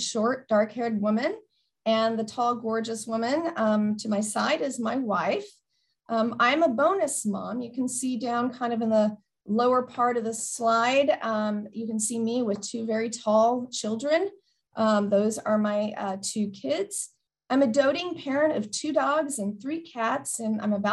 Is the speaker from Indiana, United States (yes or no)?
no; Del Rio, Texas, United States; first language English and Spanish; also born or lived in Miami, Oklahoma; When I was 2 years old, my dad took a job in Del Rio, Texas. So we moved from Miami to Del Rio, which is on the Mexico-Texas border. So I'm a border gal, and I was raised there